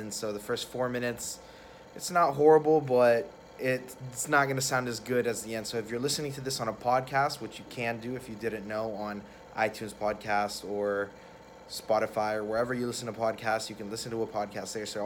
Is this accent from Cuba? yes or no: yes; Cuba; moved away; We, we kind of gave everyone the, the coffee addiction that we had when we came over from Cuba.